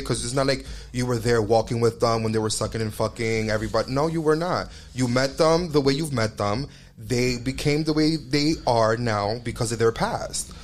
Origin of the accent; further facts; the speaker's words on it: New York, United States; We're from New York, and um, like we're raised like that.